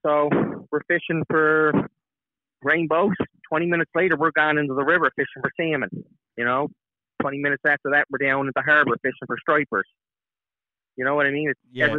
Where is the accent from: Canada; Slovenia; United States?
Canada; Cape Breton, Nova Scotia; So I am from Cape Breton, Nova Scotia.